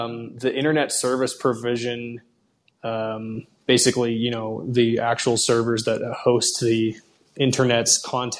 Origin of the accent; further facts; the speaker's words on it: Washington, United States; in rural parts of my home state in Washington